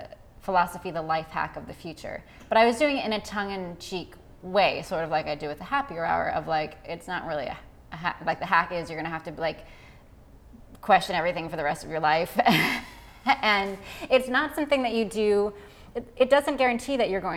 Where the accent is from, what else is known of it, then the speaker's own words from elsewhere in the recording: Orange County, California, United States; I grew up in Orange County, so it was very Christian